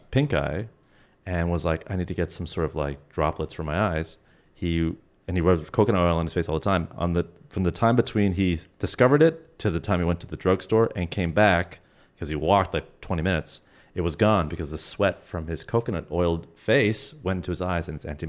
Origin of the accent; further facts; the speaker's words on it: Toronto, Ontario, Canada; moved away as an adult; now in Los Angeles, United States; I'm originally from Toronto, Canada.